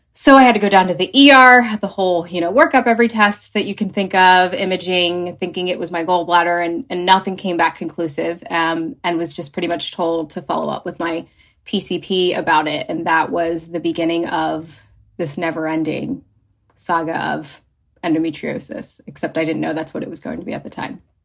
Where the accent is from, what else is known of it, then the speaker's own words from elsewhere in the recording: New Jersey, United States; moved away as an adult; also born or lived in Philadelphia; now in Los Angeles, United States; I am originally from New Jersey.